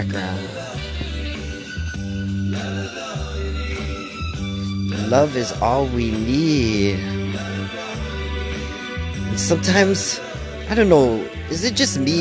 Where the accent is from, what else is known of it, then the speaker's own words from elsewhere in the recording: Canada; I'm part Ukrainian, and being Canadian